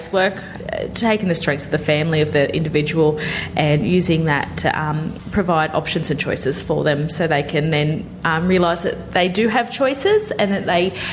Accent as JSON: {"language": "English", "town": "Cardiff", "region": "New South Wales", "country": "Australia", "tie": "born or raised there", "also_born_or_lived": "Narromine, New South Wales / Rockhampton, Queensland (ancestry)", "said": "Cardiff, primarily, yeah. So I moved to Newcastle when I was 10 from Narromine."}